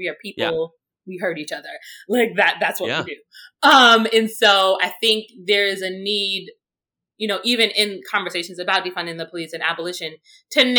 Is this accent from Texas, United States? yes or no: no; New York City, New York, United States; growing up in Brownsville, you know, you had people who routinely had mental health crises